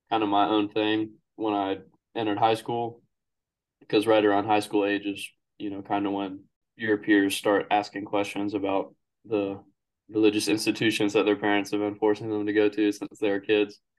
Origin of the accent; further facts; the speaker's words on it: Kansas, United States; born there; I was born in Kansas, and I moved around a good bit while I was growing up because, like you said, my father was in the Army.